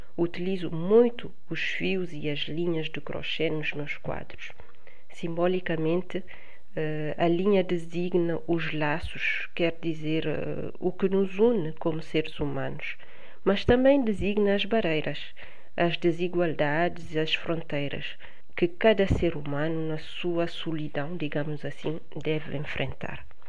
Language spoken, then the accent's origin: Portuguese; Bissau, Guinea-Bissau; moved away as an adult; also born or lived in Paris region, France; now in France; nasci em Bissau. Vim para a França estudar há 25 anos, atualmente resido na região de Paris